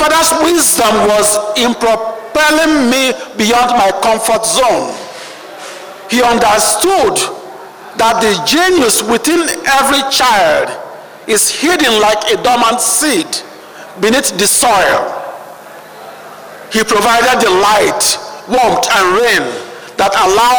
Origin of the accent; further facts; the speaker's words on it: Onitsha, Anambra, Nigeria; now in Washington, D.C., United States; I began my journey in 1954 on the banks of the River Niger in my hometown, Onitsha